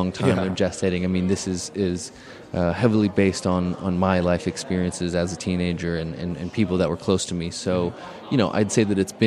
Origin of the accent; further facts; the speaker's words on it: Canada; Canadians in general, we have a lot of different approaches to identity